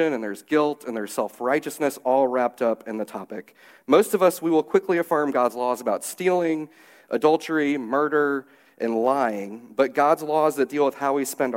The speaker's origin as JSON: {"language": "English", "town": "St. Louis", "region": "Missouri", "country": "United States", "tie": "born or raised there", "said": "the church that I grew up at in St. Louis"}